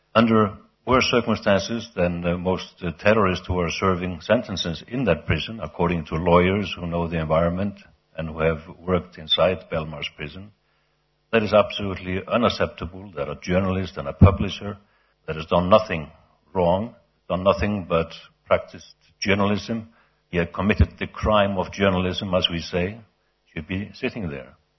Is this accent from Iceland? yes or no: yes; Iceland; in my home country, Iceland